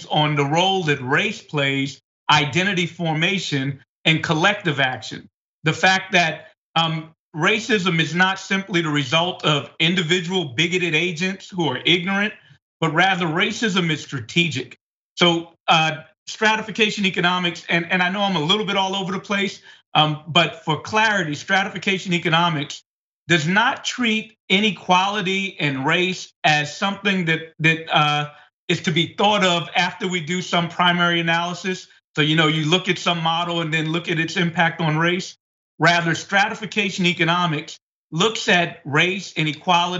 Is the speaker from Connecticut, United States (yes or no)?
no; New York City, New York, United States; I was born and raised in Bed-Stuy